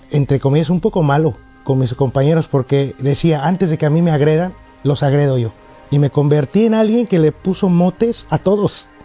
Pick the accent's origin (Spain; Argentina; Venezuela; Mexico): Mexico; soy mexicano y mi padre cubano, mi madre mexicana, una mezcla ahí de, cosas que va uno creciendo con eso.